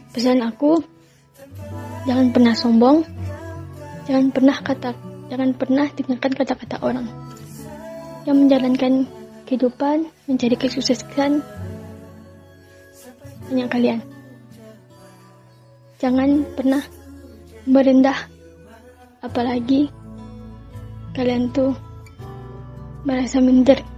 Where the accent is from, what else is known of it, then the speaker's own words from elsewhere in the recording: Bukittinggi, West Sumatra, Indonesia; Aku berkuliah di Universitas Muhammadiyah Sumatera Barat. Aku berasal dari Bukit Tinggi.